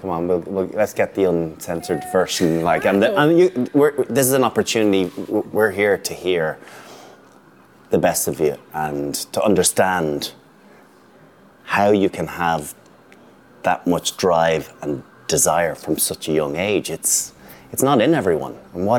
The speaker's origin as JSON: {"language": "English", "country": "Ireland", "said": "What is it about being Irish? There's only a little over 5.1 million of us, but yet we compete globally on so many levels."}